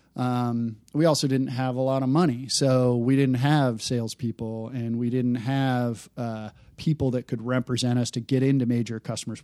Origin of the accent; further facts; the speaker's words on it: Detroit, Michigan, United States; I grew up in the Detroit area.